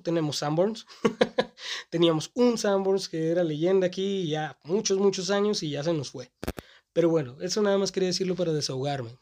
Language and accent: Spanish; Mexico; Mi ciudad natal tiene esta costumbre de estar un poco retrasada